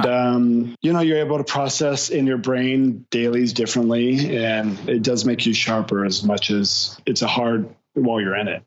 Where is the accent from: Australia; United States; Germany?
United States; California; also born or lived in New York; now in Los Angeles, United States; I'm actually originally from California